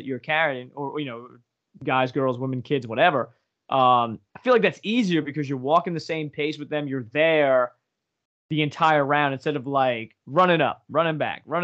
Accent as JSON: {"language": "English", "region": "Northeast Pennsylvania", "country": "United States", "said": "we're from Northeast PA"}